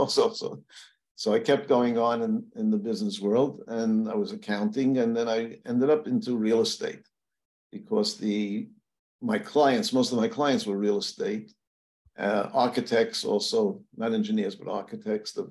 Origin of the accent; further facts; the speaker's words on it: New York City, New York, United States; I grew up in Williamsburg, not Virginia, Williamsburg, Brooklyn